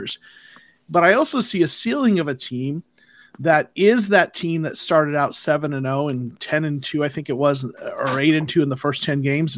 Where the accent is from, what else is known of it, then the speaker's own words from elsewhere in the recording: Arizona, United States; moved away as an adult; now in Georgia, United States; I was born in Arizona, but my career has taken me to Georgia